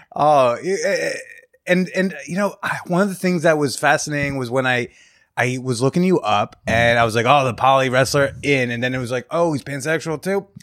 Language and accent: English; New Jersey, United States; I come from an uptight suburban area in New